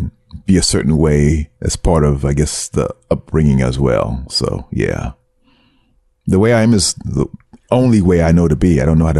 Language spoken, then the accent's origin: English; Brooklyn, New York, United States; accent: Brooklyn; they picked at me about the way I spoke, about my thick Brooklyn accent.